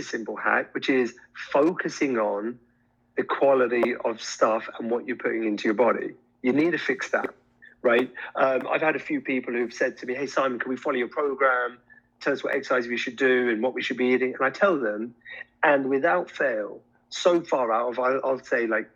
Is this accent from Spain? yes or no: no; India; I'm Indian